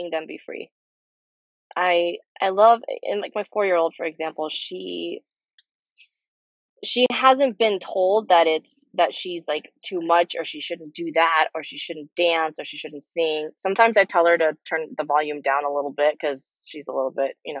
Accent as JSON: {"language": "English", "country": "Peru", "also_born_or_lived": "Nashville, Tennessee", "moved": "yes", "lives_now": "Los Angeles, United States", "said": "I'm from Peru originally."}